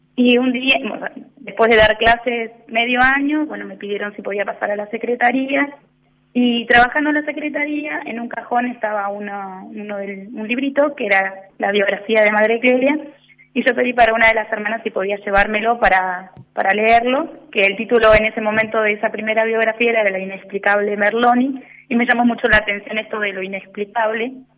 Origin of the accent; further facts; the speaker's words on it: Punta Alta, Buenos Aires Province, Argentina; moved away as an adult; now in La Plata, Argentina; mi familia vive en Punta Alta, eh, yo nací allá en Punta Alta